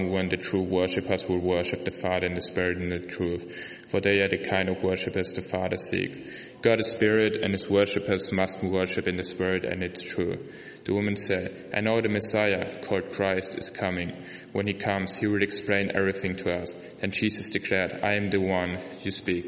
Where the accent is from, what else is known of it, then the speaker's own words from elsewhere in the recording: Germany; English is a second language; moved away; I'm from Germany